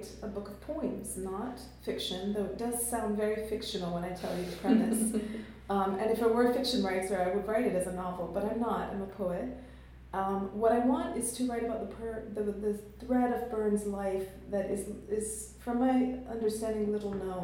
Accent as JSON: {"language": "English", "country": "Jamaica", "tie": "born or raised there", "also_born_or_lived": "London", "moved": "yes", "lives_now": "United States", "said": "being a Jamaican and being of mixed ancestry"}